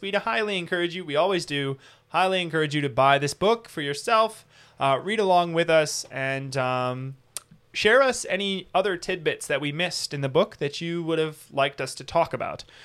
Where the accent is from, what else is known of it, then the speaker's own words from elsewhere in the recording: United States; we have as American citizens